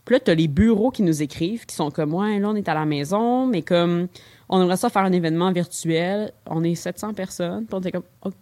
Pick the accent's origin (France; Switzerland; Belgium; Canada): Canada; Longueuil, Quebec; now in Montreal, Canada; je viens de Longueuil à la base